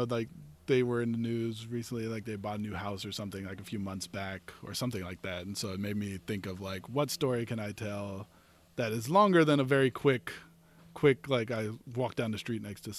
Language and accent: English; Texas, United States; now in Los Angeles, United States; I'm from Texas.